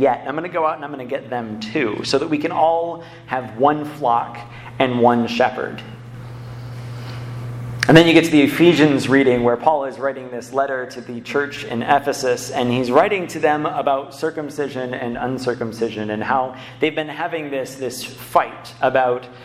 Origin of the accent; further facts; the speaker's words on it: Ann Arbor, Michigan, United States; I grew up in Ann Arbor.